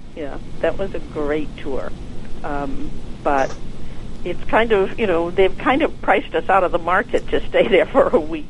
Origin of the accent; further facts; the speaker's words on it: Connecticut, United States; now in Bar Harbor, United States; I'm from Connecticut